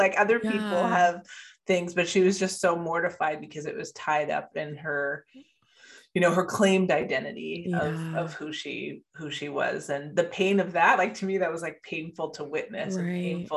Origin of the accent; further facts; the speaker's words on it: Canada; moved away as an adult; also born or lived in Bermuda; now in Sacramento, United States; I was born in Bermuda, raised in Canada, moved to the US 8 years ago